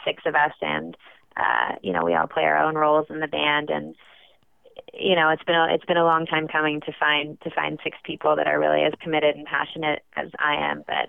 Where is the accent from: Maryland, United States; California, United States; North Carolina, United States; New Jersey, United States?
California, United States; Bay Area, right outside San Francisco; moved away as an adult; also born or lived in Brooklyn, New York; now in New York, United States; I was born and raised in the Bay Area, right outside San Francisco, but I moved to New York for college